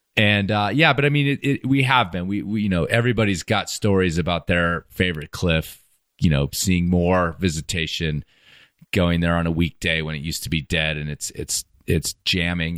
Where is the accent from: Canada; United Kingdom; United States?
United States; we're from the States